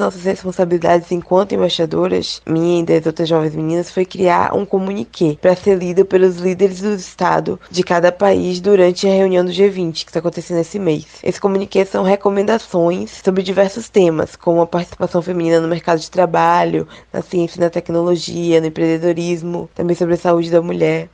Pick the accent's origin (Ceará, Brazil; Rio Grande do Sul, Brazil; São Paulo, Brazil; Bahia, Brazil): Bahia, Brazil; Salvador; eu sou de Salvador, na Bahia